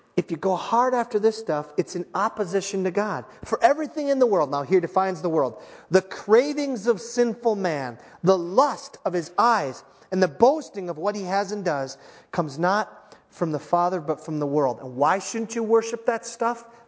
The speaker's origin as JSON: {"language": "English", "area": "Iron Range", "region": "Minnesota", "country": "United States", "said": "I'm from the Iron Range"}